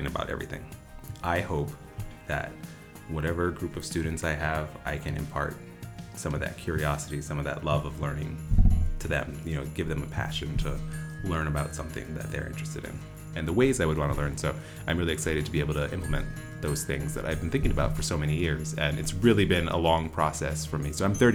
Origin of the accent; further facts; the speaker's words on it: Honolulu, Hawaii, United States; I am from Honolulu, Hawaii.